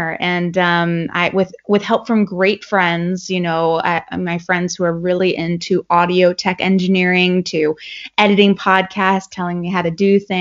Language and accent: English; Ellicott City, Maryland, United States; moved away as an adult; now in Maine, United States; I'm from Maryland. I'm from Ellicott City, which is a little bit outside of Baltimore.